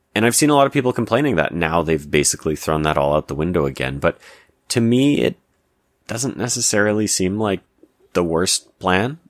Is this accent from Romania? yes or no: no; Canada; I'm Canadian